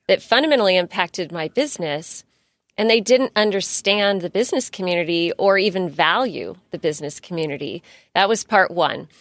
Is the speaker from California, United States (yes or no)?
yes; San Diego County, California, United States; I grew up in San Diego County, and I grew up with a single mother